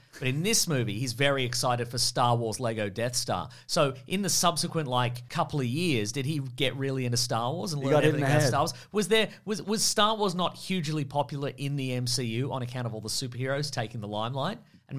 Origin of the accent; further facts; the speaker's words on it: United Kingdom; I'm not equipped to deal with this. I'm British.